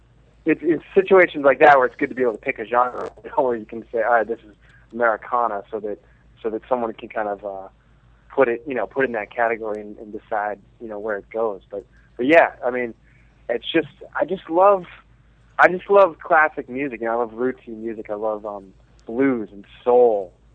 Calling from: Los Angeles, California, United States; Calling from Los Angeles.

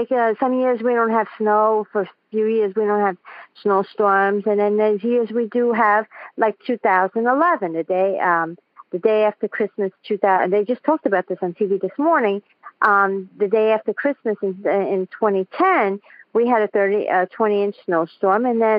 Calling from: New York City, New York, United States; I'm calling from Queens, New York.

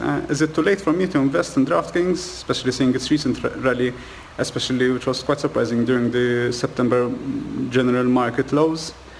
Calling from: Malta; I'm calling from Malta in Europe, if you know where Malta is.

